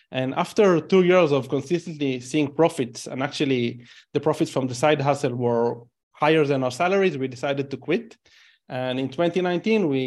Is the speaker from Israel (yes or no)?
yes; Israel; English is a second language; You know, I'm Israeli. By you probably realize based on my accent that I'm Israeli.